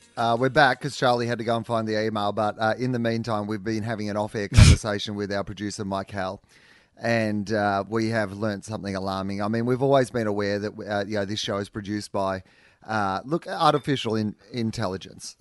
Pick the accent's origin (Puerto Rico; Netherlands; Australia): Australia; our family, have been Australian. You know, like a, a long way back to when white people have been in Australia